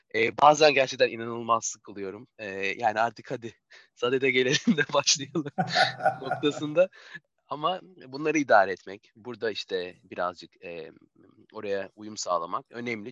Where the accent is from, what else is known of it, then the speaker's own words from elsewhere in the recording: Turkey; biz Türkler